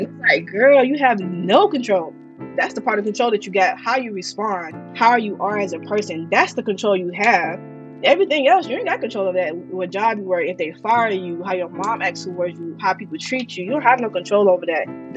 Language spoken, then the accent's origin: English; Miami, Florida, United States; I am from Miami, Florida